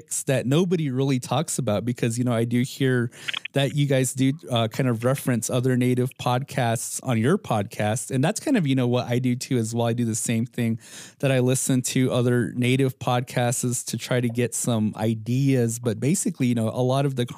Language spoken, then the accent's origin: English; Hopi, Arizona, United States; us Hopis, we live in this fishbowl